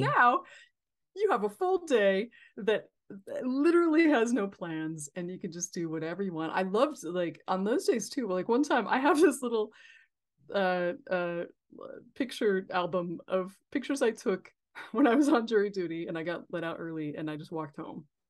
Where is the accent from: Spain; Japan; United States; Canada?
United States; California; I'm from California